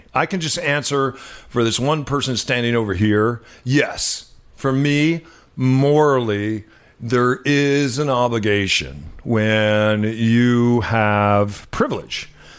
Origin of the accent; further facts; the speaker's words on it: New Mexico, United States; moved away; also born or lived in Los Angeles / Oakland; we grew up in New Mexico, minority. When I lived in Los Angeles, in South Central Los Angeles, minority. When you and I lived in Oakland, because we couldn't afford to live in San Francisco, we were certainly minorities there.